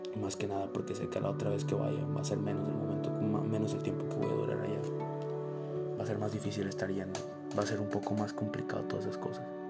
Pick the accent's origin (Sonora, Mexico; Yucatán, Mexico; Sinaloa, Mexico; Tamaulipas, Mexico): Sinaloa, Mexico; Navolato; now in Irapuato, Mexico; Cada que vengo a Nabolato es para aprender cosas nuevas, para ver una posible realidad si nos hubiéramos quedado a vivir ahí. Veo mi casa